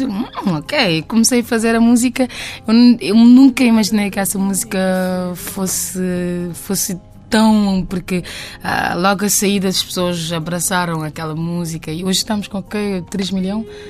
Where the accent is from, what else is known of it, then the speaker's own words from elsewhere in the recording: Pedra Badejo, Santiago, Cape Verde; Eu sou de Pedra Badejo